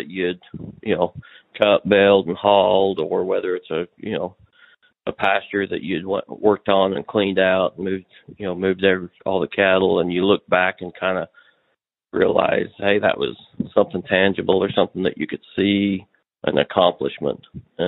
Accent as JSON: {"language": "English", "town": "Kanab", "region": "Utah", "country": "United States", "tie": "born or raised there", "moved": "yes", "lives_now": "Oklahoma, United States", "said": "I was raised in Kanab, Utah."}